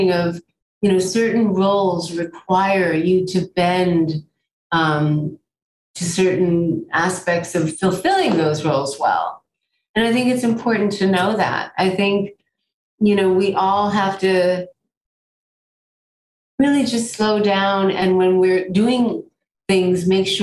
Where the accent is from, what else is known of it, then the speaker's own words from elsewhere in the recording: United States; now in New York, United States; I'm an American. I grew up here